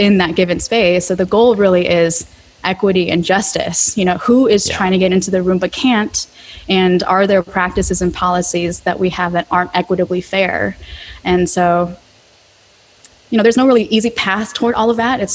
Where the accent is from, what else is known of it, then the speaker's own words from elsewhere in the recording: United States; I couldn't really fit in with my Korean peers because I was born in America